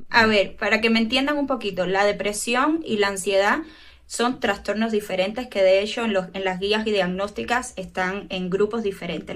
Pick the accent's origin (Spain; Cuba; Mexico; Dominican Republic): Cuba; soy psicóloga clínica, tengo 25 años, soy cubana